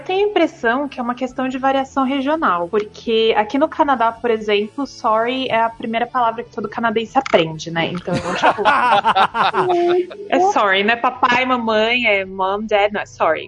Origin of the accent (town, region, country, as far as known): Brazil